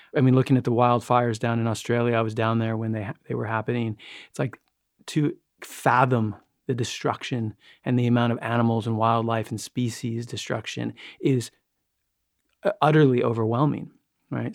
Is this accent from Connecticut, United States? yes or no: no; New York, United States; I grew up in New York